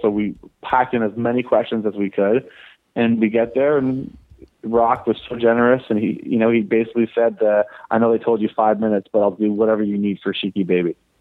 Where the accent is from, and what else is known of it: Toronto, Ontario, Canada; born or raised there